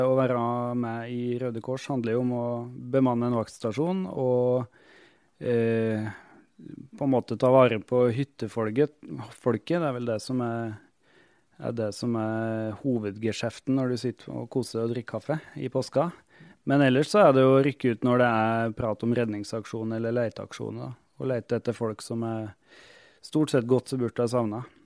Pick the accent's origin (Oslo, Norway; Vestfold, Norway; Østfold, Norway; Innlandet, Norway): Innlandet, Norway; Otta; also born or lived in Hammerfest, Finnmark; jeg har vært medlem i hjelpekorpset hjemme på Otta i Gudbrandsdalen